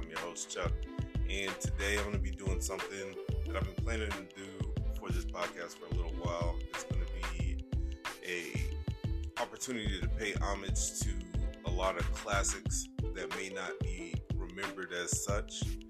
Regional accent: Germany; The reason why I tell you why I grew up in Germany was because at that time I didn't have radio stations like Hot 97 or Power 105 like we have now.

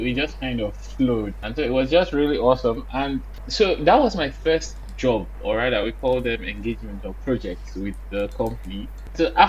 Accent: Benin City, Edo, Nigeria; I'm from Benin City. I'm Benin

